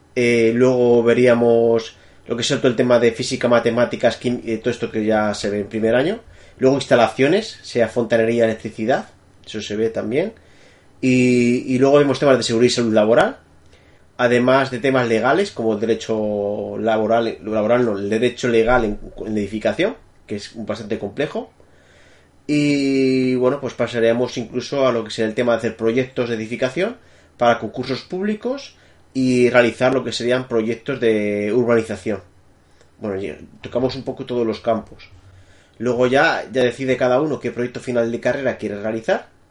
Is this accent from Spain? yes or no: yes; Madrid, Community of Madrid, Spain; moved away as an adult; now in France; soy nacido en Madrid